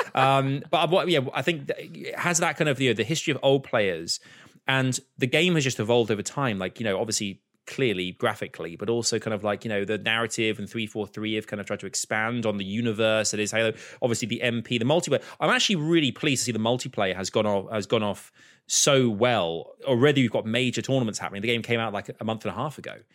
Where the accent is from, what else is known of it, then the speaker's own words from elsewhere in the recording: Croydon, London, United Kingdom; Born in Croydon